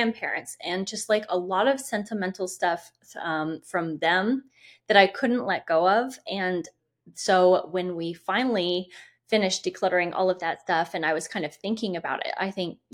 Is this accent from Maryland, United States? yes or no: no; Indiana, United States; when we moved back to Indiana, which is my home state